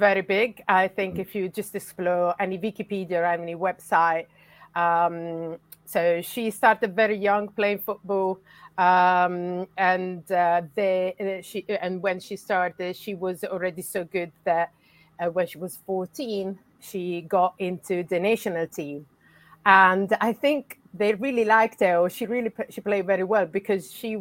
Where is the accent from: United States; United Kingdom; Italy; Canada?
Italy; accent: Italian; English is a second language; I'm from Italy, as you can guess from my accent.